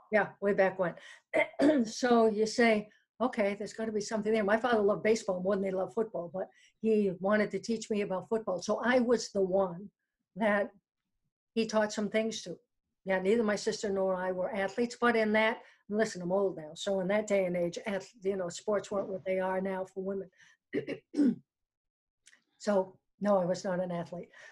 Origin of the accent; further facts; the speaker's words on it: New York City, New York, United States; moved away; also born or lived in New Hampshire; I was uh, born in New York City, and my parents are from Brooklyn in the Bronx